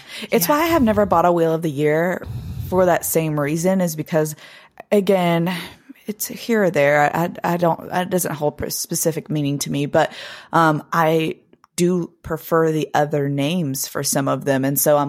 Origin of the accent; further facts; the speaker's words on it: Blue Ridge Mountains, United States; But people will often describe the same thing particularly about where I'm from the Blue Ridge Mountains, that area just feels magical.